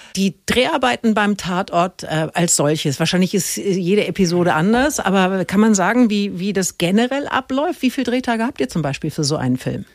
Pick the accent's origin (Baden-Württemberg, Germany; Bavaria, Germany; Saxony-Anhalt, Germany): Bavaria, Germany; Middle Franconia; als Mittelfränkin